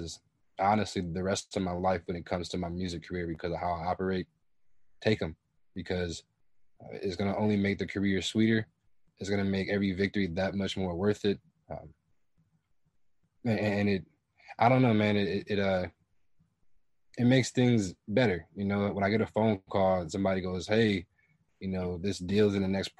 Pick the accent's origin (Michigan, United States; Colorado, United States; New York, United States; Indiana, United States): Michigan, United States; Kalamazoo; moved away as an adult; also born or lived in Atlanta, Georgia / Brazil; I'm from Kalamazoo, Michigan. I moved down to Atlanta in 2018